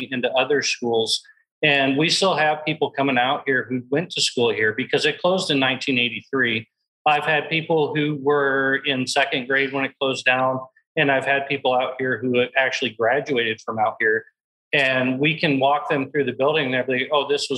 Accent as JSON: {"language": "English", "region": "Iowa", "country": "United States", "tie": "born or raised there", "moved": "yes", "lives_now": "Texas, United States", "said": "I grew up in Iowa myself"}